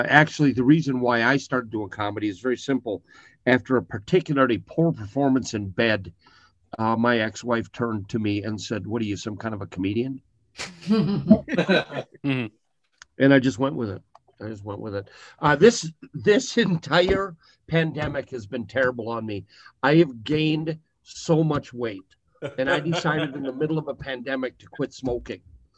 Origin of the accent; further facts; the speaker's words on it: Greeley, Colorado, United States; I am from Greeley, Colorado. People from Greeley call it Stink Town, Poop Town